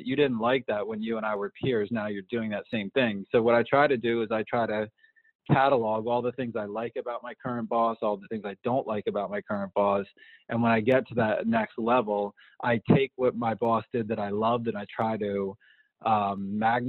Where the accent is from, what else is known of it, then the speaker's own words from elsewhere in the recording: East Coast, United States; moved away as an adult; now in Southern California, United States; I grew up on the East Coast